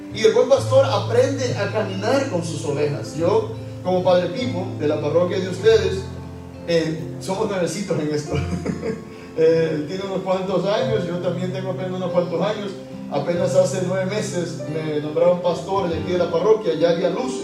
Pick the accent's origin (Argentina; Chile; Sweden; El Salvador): El Salvador; moved away as an adult; also born or lived in Utuado, Puerto Rico; now in Puerto Rico; Hay un santo de mi país, yo soy salvadoreño